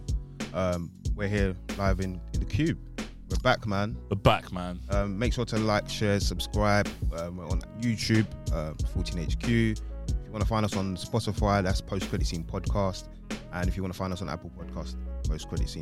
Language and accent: English; United Kingdom; our country